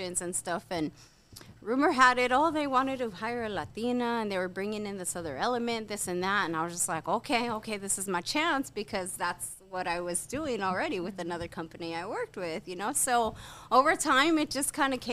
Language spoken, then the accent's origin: English; Indio, California, United States; I was born and raised in Indio.